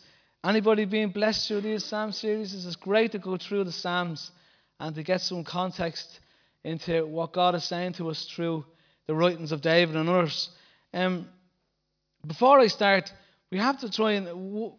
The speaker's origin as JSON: {"language": "English", "town": "Bray", "region": "County Wicklow", "country": "Ireland", "tie": "born or raised there", "said": "out in Bray, my hometown"}